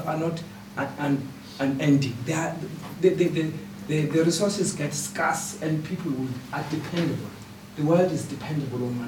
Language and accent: English; South Africa; moved away; a refugee myself from South Africa